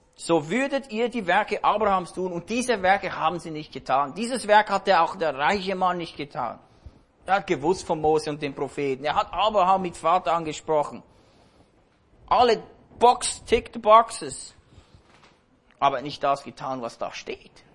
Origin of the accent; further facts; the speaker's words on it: Switzerland; hier bei uns in der Schweiz.